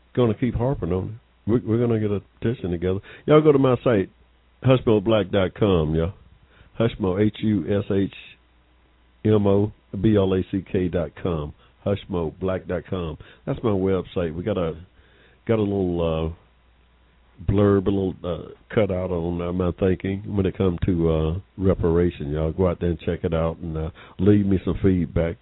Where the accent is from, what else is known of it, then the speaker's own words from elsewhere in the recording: Georgia, United States; I was born here in Georgia. and Started school in 1951 in the segregated school.